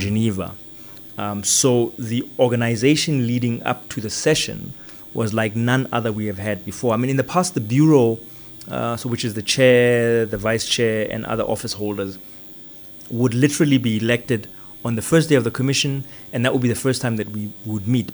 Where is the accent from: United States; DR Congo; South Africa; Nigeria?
South Africa; I come from South Africa, are influenced by the fact that I studied in South Africa